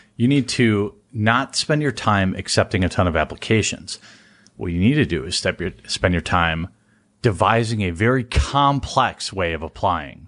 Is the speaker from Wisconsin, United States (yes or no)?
yes; Wisconsin, United States; my home state